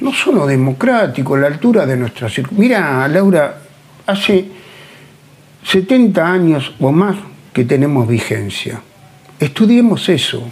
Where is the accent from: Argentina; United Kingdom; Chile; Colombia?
Argentina; cómo nos manejamos los argentinos